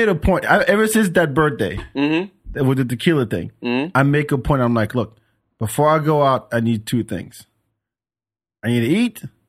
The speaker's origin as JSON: {"language": "English", "country": "France", "tie": "born or raised there", "moved": "yes", "said": "I grew up growing up in France."}